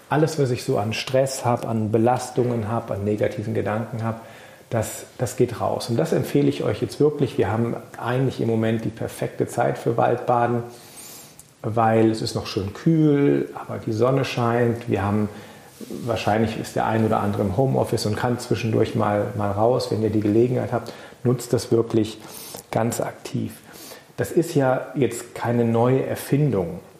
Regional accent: Germany; Bei uns in Deutschland

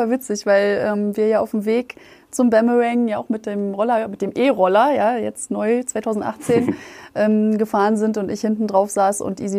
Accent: Berlin, Germany; wir befinden uns ja in Berlin, ja, wir sind ja Berliner.

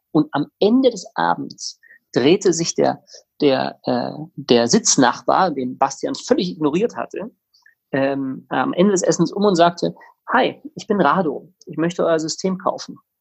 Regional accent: Tegernsee, Bavaria, Germany; moved away as an adult; also born or lived in South Africa / Innsbruck, Austria / Sydney, Australia / Munich; now in Berlin, Germany; ich bin in Südafrika geboren, in Tegernsee bei München in den Alpen aufgewachsen, ganz romantisch, dort zur Schule gegangen.

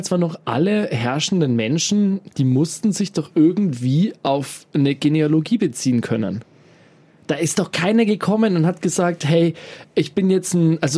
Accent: Bavaria, Germany; born there; Jetzt weiß ich bis drei Generationen zurück, dass wir alles gebürtige Oberfranken sind und dass es da überhaupt gar keinen anderen Einfluss gibt.

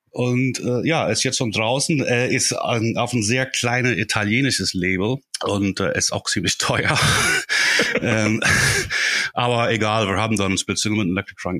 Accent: Ireland; German is a second language; moved away as an adult; also born or lived in Dublin; now in Germany; Die sind in Irland, wo ich herkomme, sind die auch ziemlich üblich.

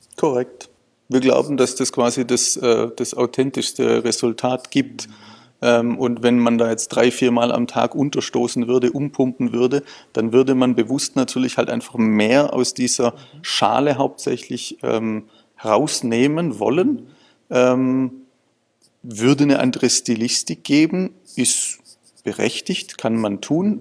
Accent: Swabia, Baden-Württemberg, Germany; ich bin ja auch Schwabe

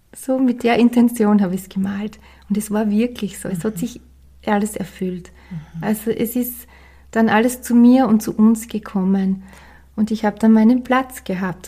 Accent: Styria, Austria; ich bin ja aus der Steiermark

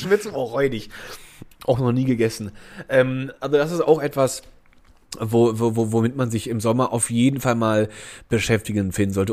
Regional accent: Germany; da wo ich aufgewachsen bin, das war ja am Rhein

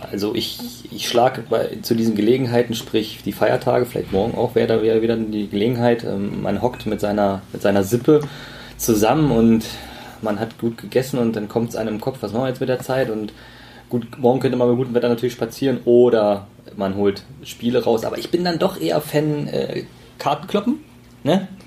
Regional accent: East Germany, Germany; als Ossi

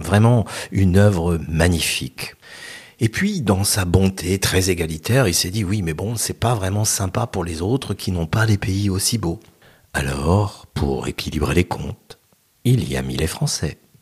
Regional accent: France

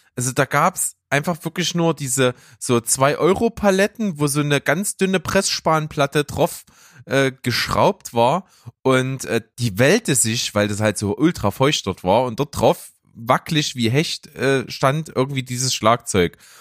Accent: Naunhof, Saxony, Germany; now in Leipzig, Germany; Ich war selber noch Naunhofer. Ich komme ja aus Naunhof, ist ja so ein kleiner Ort äh, weg von Leipzig, so in der Nähe von Grimma

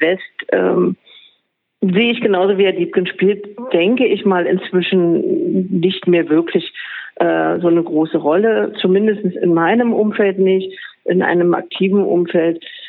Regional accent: Berlin, Germany; ich bin Berlinerin, ich gehöre zur Ur sozusagen Einwohnerschaft

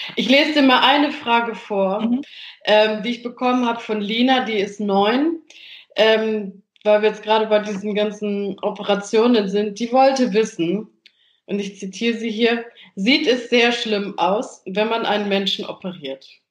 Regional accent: Germany; bei uns in Deutschland

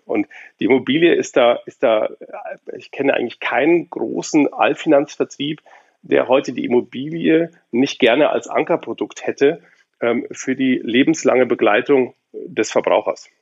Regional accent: Munich, Bavaria, Germany; now in Berlin, Germany; ich bin in München geboren

